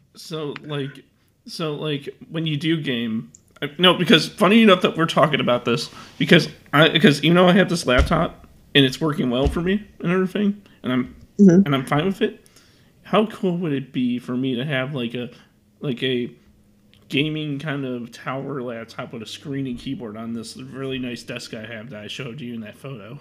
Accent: Chicago, Illinois, United States; I've been living in Chicago my whole life

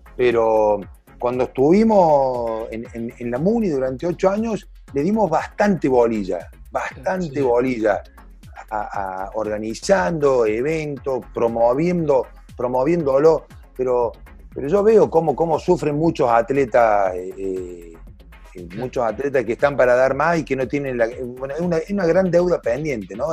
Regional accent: Córdoba, Argentina; yo soy cordobés

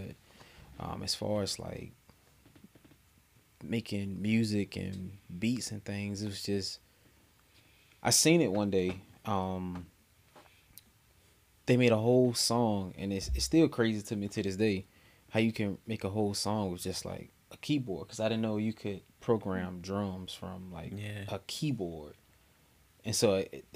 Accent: Henderson, North Carolina, United States; now in Raleigh, United States; I'm from Henderson

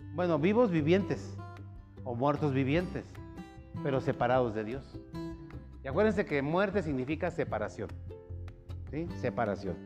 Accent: Mexico City, Mexico; moved away; en mi rancho, cuando yo vivía allá en el DF

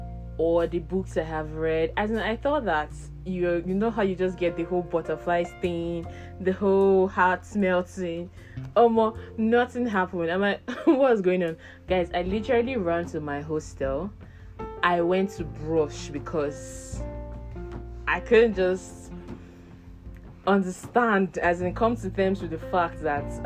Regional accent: Abia, Nigeria; now in Abuja, Nigeria; I'm from Abia State, Nigeria, and I live in Abuja

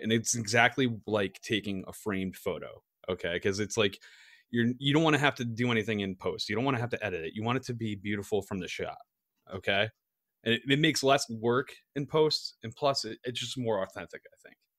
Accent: East Coast, United States; moved away; I grew up on the East Coast

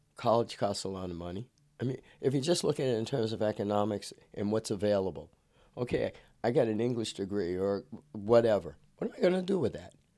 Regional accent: Cambridge, Massachusetts, United States; moved away as an adult; now in California, United States; coming out of Cambridge, it, it, it, called the University City, the Republic of Cambridge

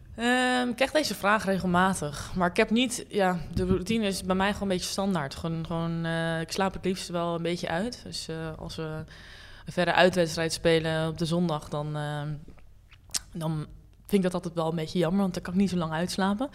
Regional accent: Hilversum, North Holland, Netherlands; ik ben opgegroeid in Hilversum

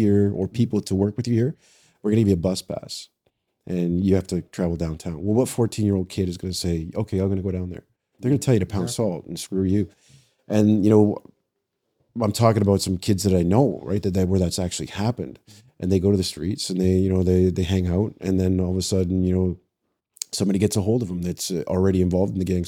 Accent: London, Ontario, Canada; now in Toronto, Canada; I was born and raised in London. I spent some time in the correctional system there with young offenders and then with adults. And then I actually applied to Toronto and they hired me.

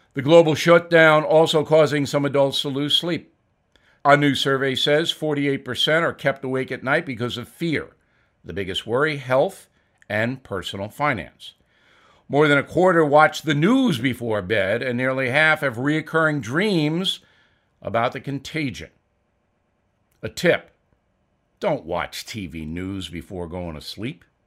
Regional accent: United States; as an American

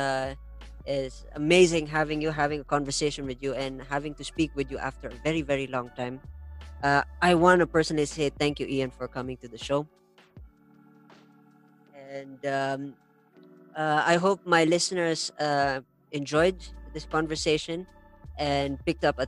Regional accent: India; I grew up in India

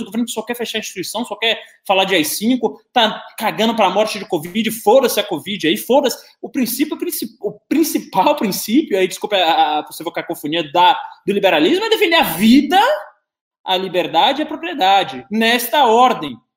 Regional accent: Bahia, Brazil; now in São Paulo, Brazil; eu não nasci aqui em São Paulo, nasci na Bahia

